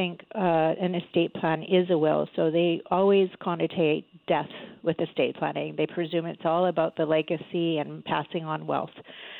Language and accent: English; Canada; Only 1/3 of us as a Canadian population have a will